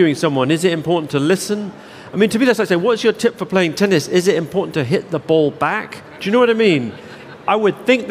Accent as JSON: {"language": "English", "region": "London", "country": "United Kingdom", "tie": "born or raised there", "said": "I grew up in South London"}